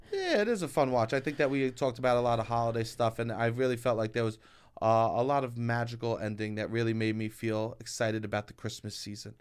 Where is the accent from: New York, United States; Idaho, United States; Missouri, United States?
New York, United States; New York City; I grew up in Staten Island